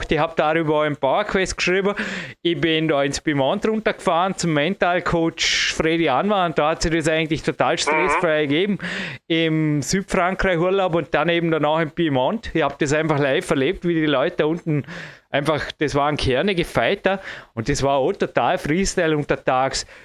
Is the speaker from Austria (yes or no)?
no; United States; Zum Glück bin ich ein Amerikaner.